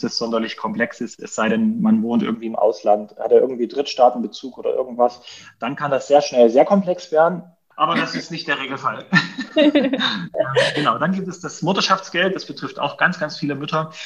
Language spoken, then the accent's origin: German; Dresden, Saxony, Germany; Ich komme praktisch aus Dresden. Wir, ich wohne hier mit meiner Frau und unseren vier Kindern